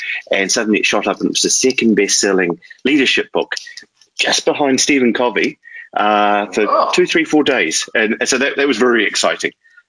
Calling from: Richmond, Tasman, New Zealand; Richmond, New Zealand.

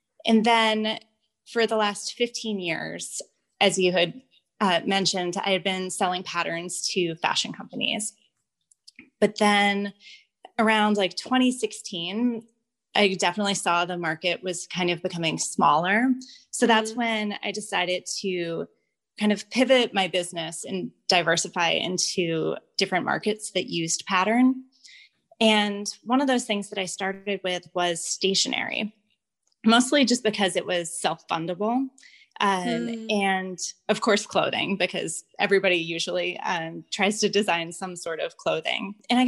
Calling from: Ocean View, New Jersey, United States; I'm recording from Ocean View, New Jersey.

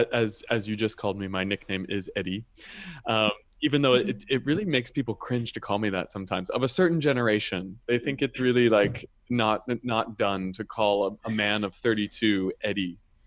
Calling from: San Francisco, California, United States; I am calling from San Francisco, which is where I live. And I'm an American baritone.

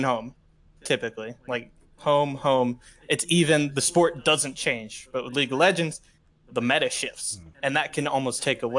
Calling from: Cumming, Georgia, United States; I'm calling from Cumming, Georgia. It's just outside Atlanta

